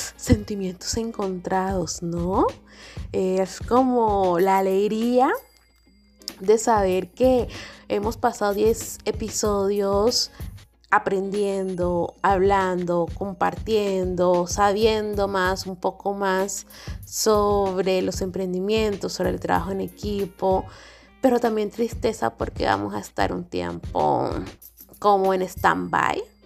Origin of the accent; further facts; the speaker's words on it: San Andrés, San Andrés and Providencia, Colombia; nuestra isla